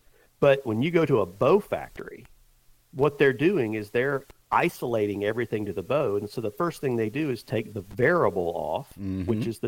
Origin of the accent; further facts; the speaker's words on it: the South, United States; I've killed a lot of whitetails over the years just because I grew up in the South and had the opportunity to shoot a lot.